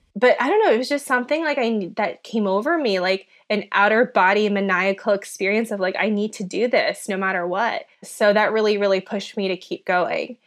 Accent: Minnesota, United States; English is a second language; I grew up in Minnesota

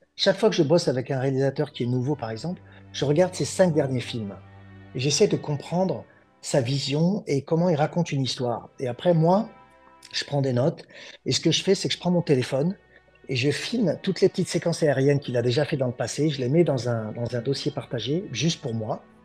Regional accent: France; moved away as an adult; now in Los Angeles, United States; je suis français. Là, j'habite aux États-Unis, ça fait 20 ans

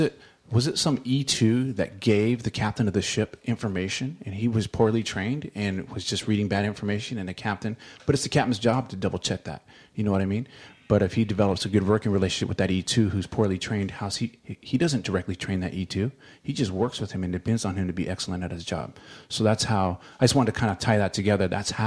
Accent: United Kingdom; No, I'm British.

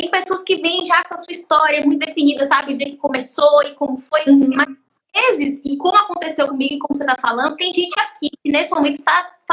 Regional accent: Bahia, Brazil; also born or lived in São Paulo; meu pai tinha empresas de calçados quando a gente morava em São Paulo, que é onde eu nasci, mas voltamos para a Bahia por conta da minha mãe, que é baiana e queria ficar perto da uhum. família.

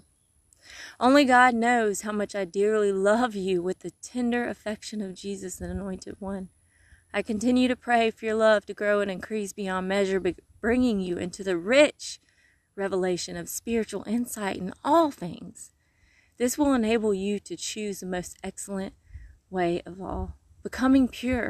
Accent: Mississippi, United States; accent: Mississippi; moved away; When I come back to Mississippi, I don't even get to Mississippi. I'm like in Alabama, and I'm already saying y'all a little more with the Mississippi sound.

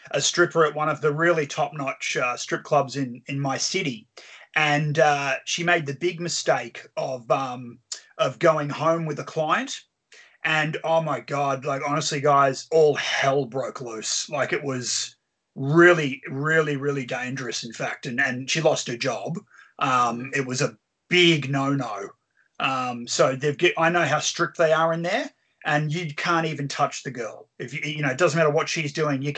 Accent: Australia; I'm from Australia

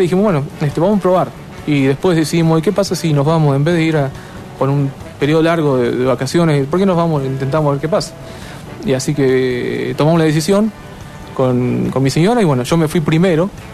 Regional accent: Argentina; Yo como argentino

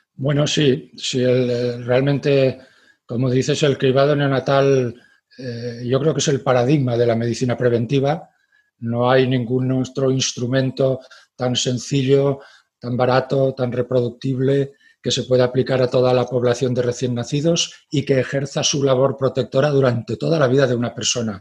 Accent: Graus, Aragon, Spain; la zona de Graus, donde, eh, que es mi pueblo de referencia

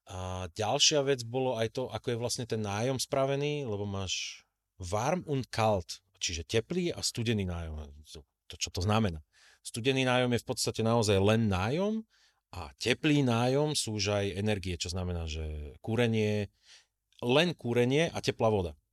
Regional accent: Slovakia; moved away as an adult; now in Germany; popravde ja ako Slovák

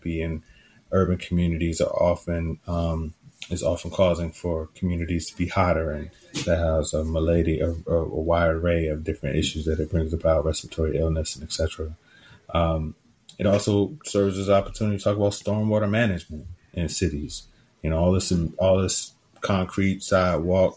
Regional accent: Richmond, Virginia, United States; I am a city boy. I grew up in Richmond. I grew up in apartments in Richmond

